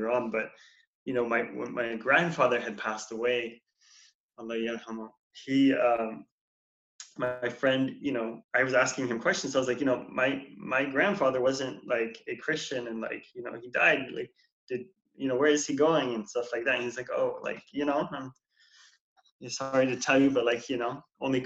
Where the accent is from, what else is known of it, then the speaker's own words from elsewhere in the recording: Portland, Oregon, United States; I was born and raised here in Portland, Oregon